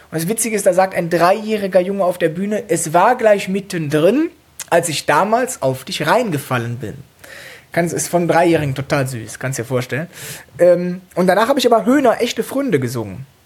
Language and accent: German; Cologne, North Rhine-Westphalia, Germany; Äh, ich komme aus Köln, das heißt, ich von klein auf höre ich Karnevalsmusik. Da habe ich auch angefangen zu, zu singen.